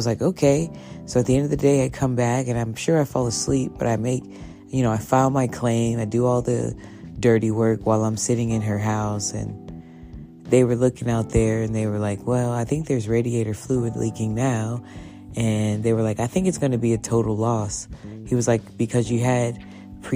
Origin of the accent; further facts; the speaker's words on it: Texas, United States; I'm a Texan